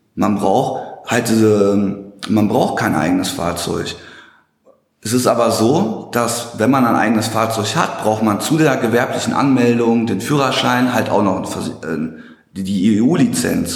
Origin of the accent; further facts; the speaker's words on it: Hagen, North Rhine-Westphalia, Germany; now in Dortmund, Germany; komme aus Dortmund. Gebürtig komme ich aus Hagen-Limburg, äh, falls jemand das Nest kennt